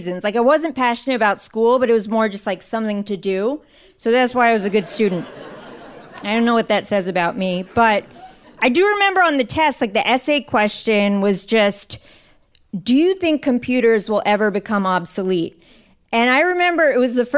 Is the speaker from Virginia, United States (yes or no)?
yes; Northern Virginia, United States; I grew up in Northern Virginia